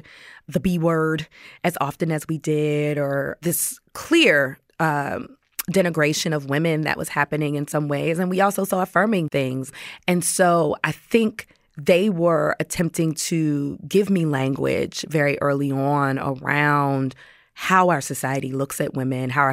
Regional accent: Washington, District of Columbia, United States; growing up in Washington, D.C.

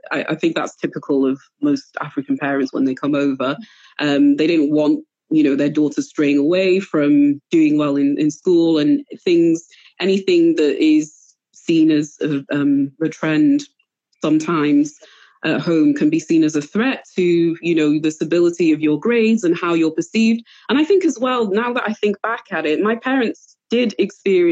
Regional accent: Wales, United Kingdom; born or raised there; moved away as an adult; also born or lived in Cameroon; now in England

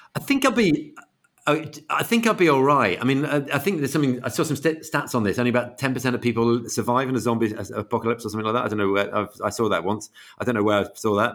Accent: Manchester, North West England, United Kingdom; moved away as an adult; now in United States; we're all from Manchester, so I grew up in a family which is a huge City fan family.

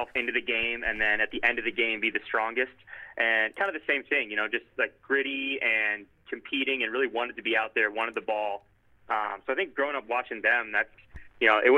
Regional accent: Detroit, Michigan, United States; Growing up in kind of Metro Detroit

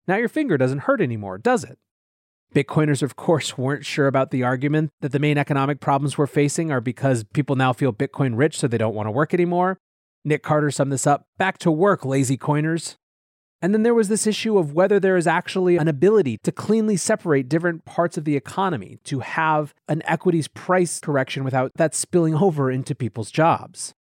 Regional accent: Hungary; growing up in Hungary, his common sense whispers

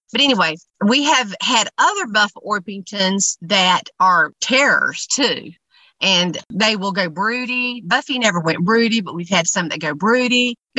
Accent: Graham, North Carolina, United States; also born or lived in Burlington, North Carolina; Well, we're from the area. I grew up in a little town beside the town we live in now. But if you blink, you'll miss it. But it's called Graham, and now we live in Burlington, and we have about 8 acres out here.

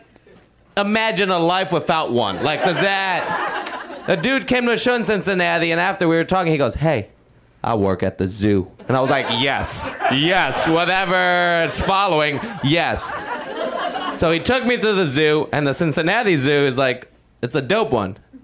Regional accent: Puerto Rico; when I was 13, growing up in Puerto Rico

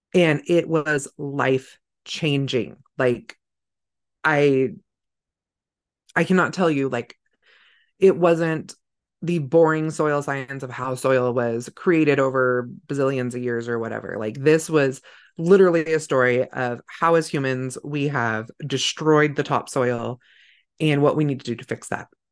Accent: California, United States; now in Idaho, United States; I grew up in California, but it was a very rural part of California

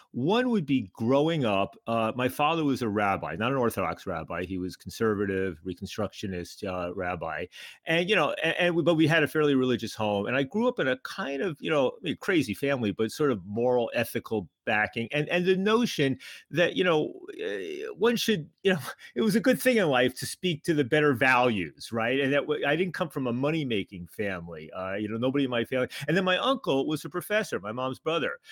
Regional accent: New York, United States; moved away as an adult; also born or lived in Montreal; I grew up in New York, but I went up to McGill in Montreal for college

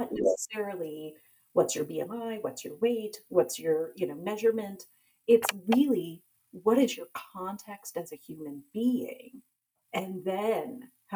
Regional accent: United States; born and raised in America, though, but my parents immigrated from India

